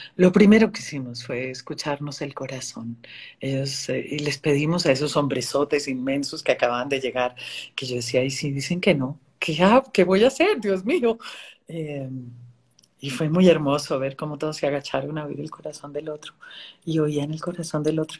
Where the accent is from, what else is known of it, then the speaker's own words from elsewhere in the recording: Colombia; lo viví en mi tierra y eh, vengo de la guerra de Colombia